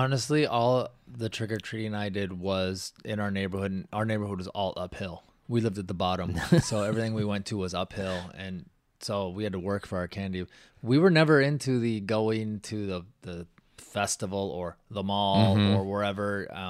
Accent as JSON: {"language": "English", "region": "Washington", "country": "United States", "tie": "born or raised there", "said": "Where I grew up in Washington, the houses were, you couldn't see your neighbors."}